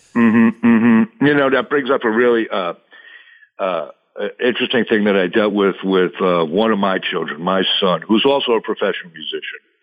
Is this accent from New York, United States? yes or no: yes; South Shore of Long Island, New York, United States; I grew up on the South Shore of Long Island, which is very close to uh, New York City, maybe 30 minutes outside of the city